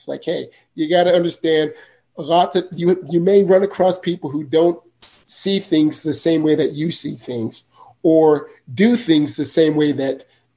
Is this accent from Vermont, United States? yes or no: yes; Vermont, United States; I'm from Vermont. Okay. So there weren't very many Black people in Vermont, you know, when I was born, when I was growing up